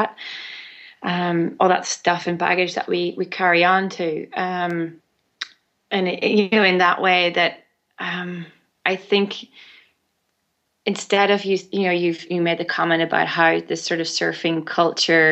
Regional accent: Ireland; born or raised there

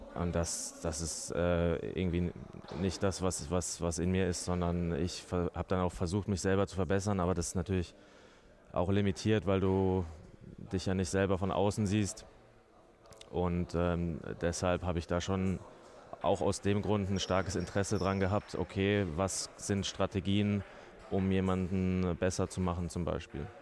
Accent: Mannheim, Baden-Württemberg, Germany; moved away as an adult; now in Nuremberg, Germany; Ich komme ja aus Mannheim ähm, oder bin dort ähm, größtenteils aufgewachsen

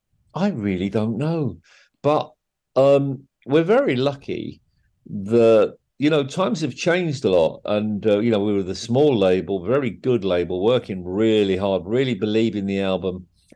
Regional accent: Harrow, London, United Kingdom; also born or lived in Wolverhampton, United Kingdom / Ireland; I was born in Wolverhampton. Apart from a couple of years in Ireland, I lived in Wolverhampton when I was just 11. And then we moved to Northwest London, Wembley, Harrow, mainly Harrow. And that's where I grew up, right?

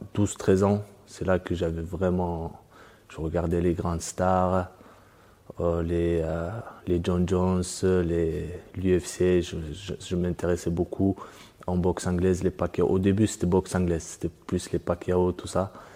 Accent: France; also born or lived in Dagestan, Russia; je suis né au Daghestan et à 8 ans, je suis arrivé en France avec la famille

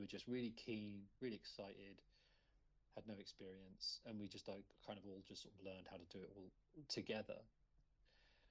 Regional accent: Luton, East of England, United Kingdom; I'm from Luton, and when I doing my undergrad, kind of just started making films with a friend I'd met at college in Luton

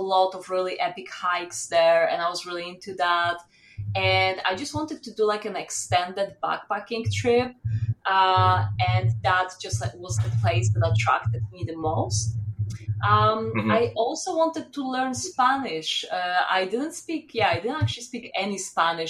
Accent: southeast Poland, Poland; moved away as an adult; also born or lived in Warsaw, Poland / France; I grew up in Poland. I was born in Poland and I lived in Southeast Poland, which is close to the border with Ukraine.

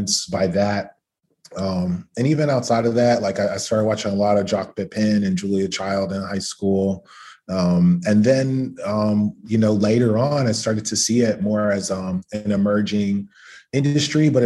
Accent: Atlanta, Georgia, United States; I'm from Atlanta and, you know, my childhood was, I think, kind of typical for a lot of Black American kids of a certain generation.

